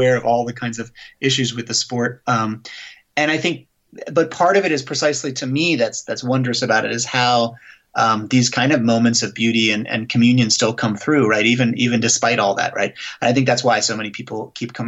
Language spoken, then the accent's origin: English; Bethesda, Maryland, United States; also born or lived in Belgium; we moved from Belgium when I was a baby, really, to the United States. So I grew up in suburban Bethesda